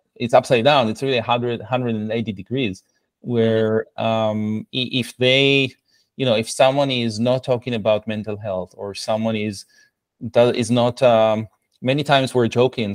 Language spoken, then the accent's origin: English; Israel; English is a second language; moved away as an adult; I was uh, born and raised in Israel